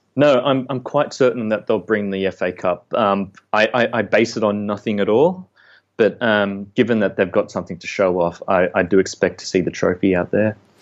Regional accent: Sydney, New South Wales, Australia; moved away; I grew up in Western Sydney

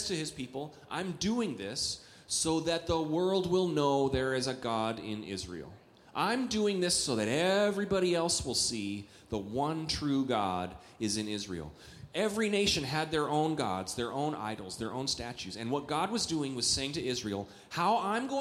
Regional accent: Canada; also born or lived in Eagan, Minnesota; now in United States; I grew up in Canada, which is not, I'm a Canadian

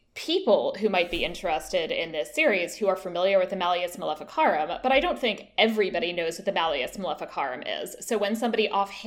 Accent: Tennessee, United States; As a resident of the state of Tennessee

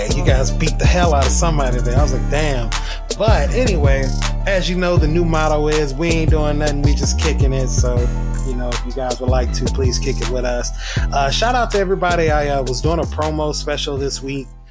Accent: the South, United States; I was raised in the South

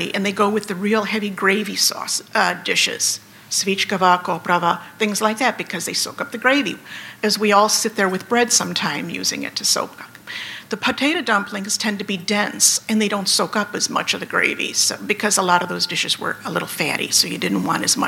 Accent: Antioch, Illinois, United States; I grew up in Antioch, or well, actually a suburb of Antioch, Loon Lake, up north here near the Wisconsin border

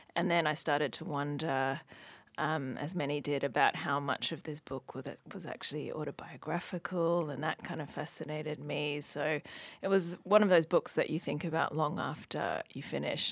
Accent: Hong Kong; moved away; I grew up in Hong Kong, but my mum's originally from Australia

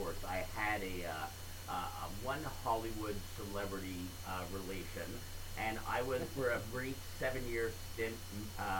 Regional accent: Montreal, Quebec, Canada; moved away; 26, and I grew up in Montreal as an Expos fan.

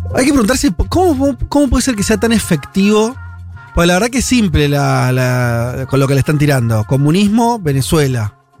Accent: Peru

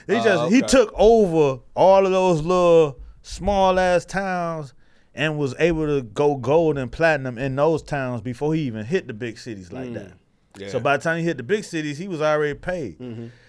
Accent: Miami, Florida, United States; I'm from Miami. I know Miami audiences.

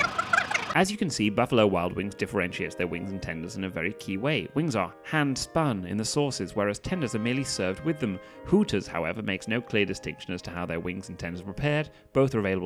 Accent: England, United Kingdom; I'm English

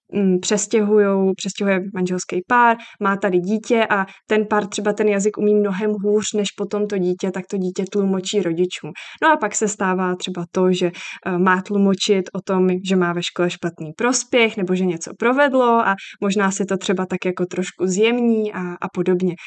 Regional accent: Czechia; u nás v Čechách

